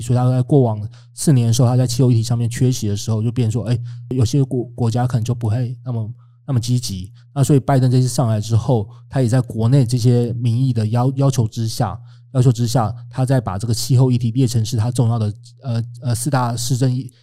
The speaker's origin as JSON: {"language": "Chinese", "country": "Taiwan", "said": "我们台湾很多的卡车可能就是本来是买，买二手的"}